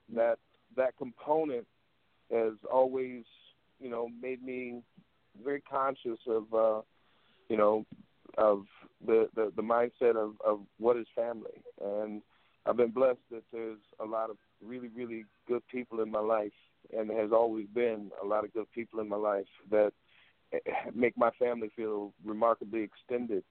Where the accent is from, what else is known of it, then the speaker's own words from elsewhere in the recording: Waterloo, Iowa, United States; Born and raised in Waterloo, Iowa.